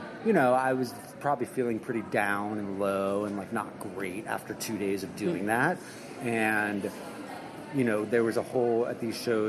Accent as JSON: {"language": "English", "area": "Long Island", "region": "New York", "country": "United States", "also_born_or_lived": "Carlisle, Pennsylvania", "said": "I'm from Long Island"}